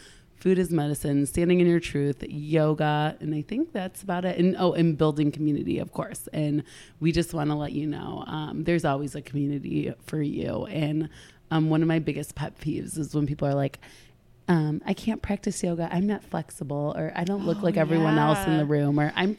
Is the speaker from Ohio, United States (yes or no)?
yes; Ohio, United States; And I'm from Ohio and she's from Washington, and we both have it.